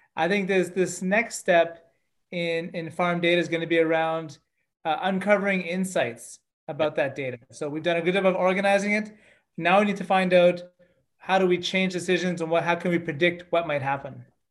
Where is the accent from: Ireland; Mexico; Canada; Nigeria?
Canada; I'm Canadian, and uh, I grew up on farms uh, throughout my childhood